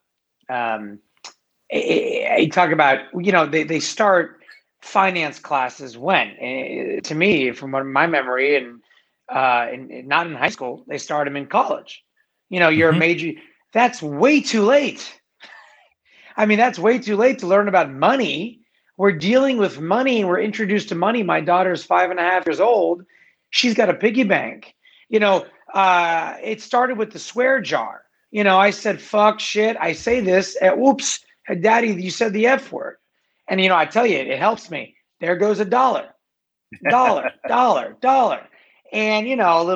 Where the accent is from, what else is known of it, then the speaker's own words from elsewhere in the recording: Los Angeles, California, United States; I grew up in LA. I grew up in Venice Beach. I'm an Angelino.